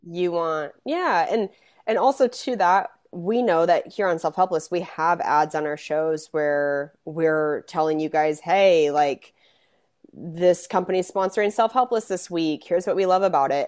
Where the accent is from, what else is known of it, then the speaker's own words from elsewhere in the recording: Spokane, Washington, United States; also born or lived in Seattle; I'm from Spokane